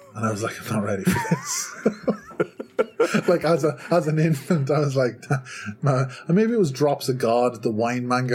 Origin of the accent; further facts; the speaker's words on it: Ireland; I'm from Ireland